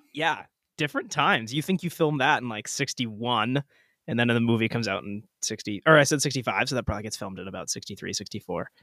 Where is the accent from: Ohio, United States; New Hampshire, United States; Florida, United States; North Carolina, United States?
New Hampshire, United States; Portsmouth; Liam and I grew up in Portsmouth, New Hampshire